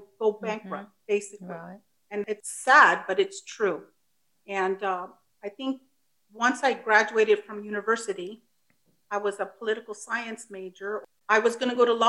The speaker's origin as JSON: {"language": "English", "country": "United States", "also_born_or_lived": "Mexico (ancestry)", "first_language": "Spanish", "second_language": "English", "said": "I'm a first generation American. My parents immigrated from Mexico. Spanish is my first language. I am English dominant now. I work in the San Francisco area."}